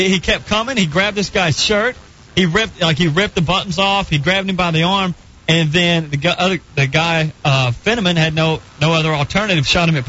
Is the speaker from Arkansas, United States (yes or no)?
yes; Arkansas, United States; This was in Arkansas, in my hometown.